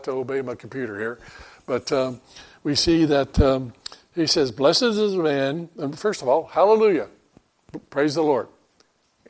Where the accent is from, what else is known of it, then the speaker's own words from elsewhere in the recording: Florida, United States; moved away; we're living down in Florida, growing up in Florida